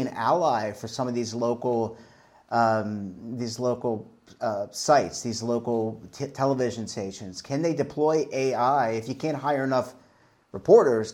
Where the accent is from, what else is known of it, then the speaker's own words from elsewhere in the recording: Baltimore, Maryland, United States; also born or lived in New York; now in Charlotte, United States; I'm from Baltimore, Maryland